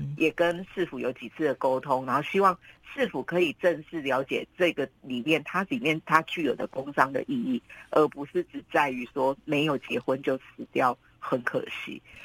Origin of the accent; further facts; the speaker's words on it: Kaohsiung, Taiwan; 我们高雄人常常就，都会一定都听说这种故事